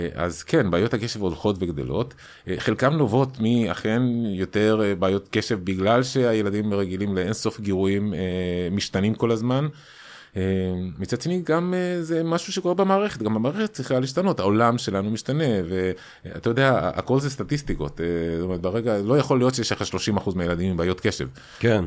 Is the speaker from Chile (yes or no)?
yes; Chile; born or raised there; moved away as an adult; now in Israel